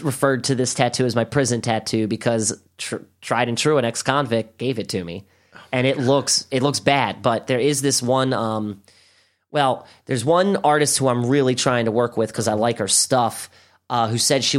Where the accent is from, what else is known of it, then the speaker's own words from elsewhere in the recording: Baltimore, Maryland, United States; I'm from Baltimore